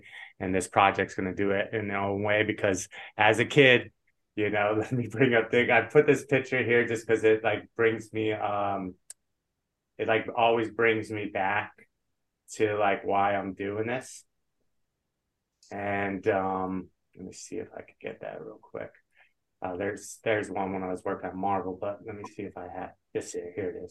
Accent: Las Vegas, Nevada, United States; And we grew up in Vegas. My mom was a blackjack dealer. My dad was a craps dealer.

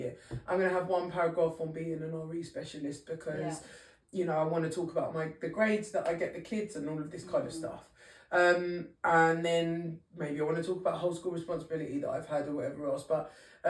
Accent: London, United Kingdom; I was born and bred in East London

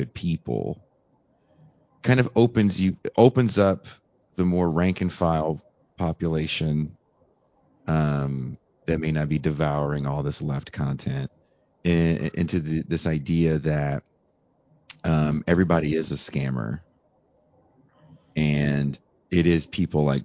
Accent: Northern California, United States; I'm 46, so I remember growing up in Northern California in the 90s extremely vividly.

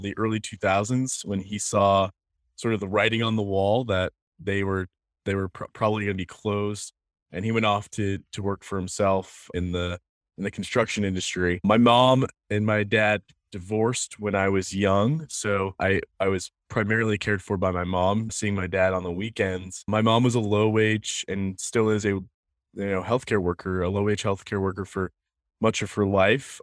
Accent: Biddeford, Maine, United States; also born or lived in Saco, Maine; I grew up in Saco and then moved to Biddeford in, in seventh grade. My, I was born in Biddeford at the hospital here.

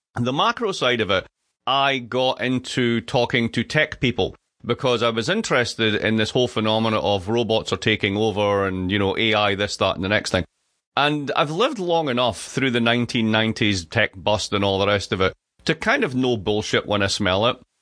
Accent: Dundee, Scotland, United Kingdom; moved away; I grew up in Dundee. Dundee

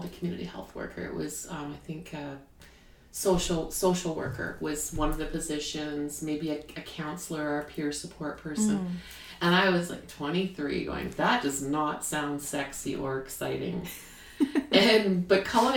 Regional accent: Canada; now in United States; I'm Canadian

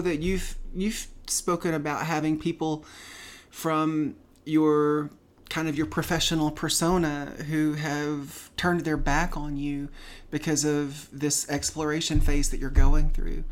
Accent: Tennessee, United States; moved away as an adult; now in California, United States; We're both from Tennessee originally

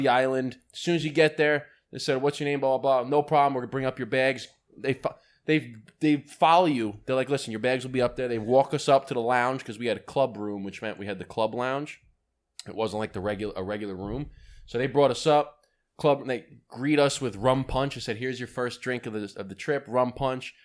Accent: United States; I'm an American

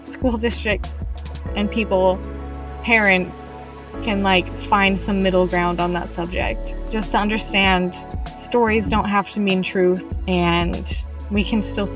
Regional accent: Utah, United States; I was raised in Utah

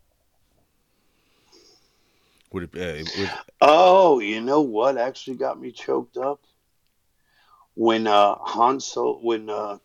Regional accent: Waterbury, Connecticut, United States; I was born in Waterbury, Connecticut

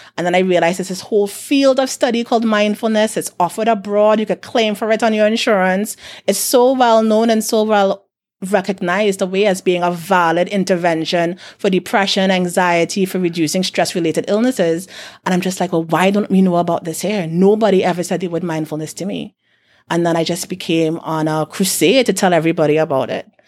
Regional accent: South Trinidad, Trinidad & Tobago; I'm from South

